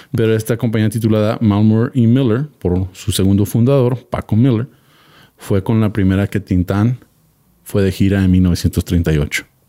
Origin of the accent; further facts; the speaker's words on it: Mexico; como mexicano